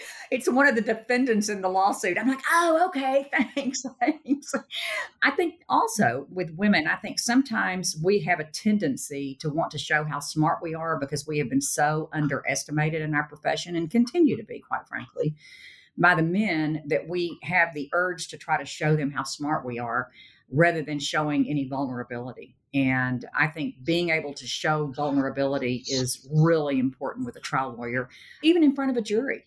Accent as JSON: {"language": "English", "town": "Sherman", "region": "Texas", "country": "United States", "tie": "born or raised there", "said": "I stayed in my hometown of Sherman"}